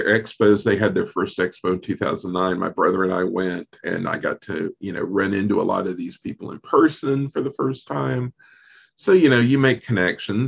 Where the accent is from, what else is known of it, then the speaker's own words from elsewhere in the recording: North Carolina, United States; I'm from North Carolina